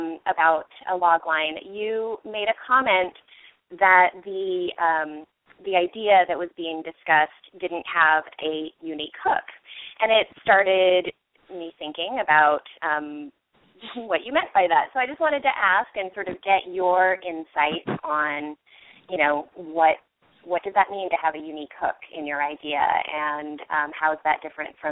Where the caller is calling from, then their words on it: Los Angeles, California, United States; I'm in L.A.